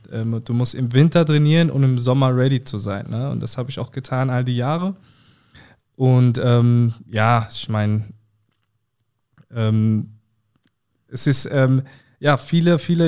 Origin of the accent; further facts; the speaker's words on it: Southern Germany, Germany; bei uns im Süden